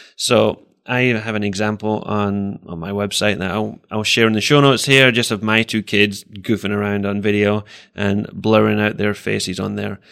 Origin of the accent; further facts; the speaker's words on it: Scotland, United Kingdom; moved away as an adult; also born or lived in England; now in Iowa, United States; I grew up in Scotland and spent most of my life there